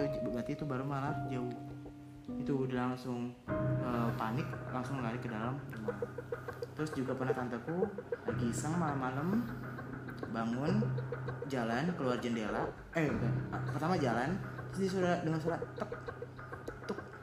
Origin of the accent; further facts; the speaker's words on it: Betawi, Jakarta, Indonesia; keluarga Betawi itu kan gue dari Betawi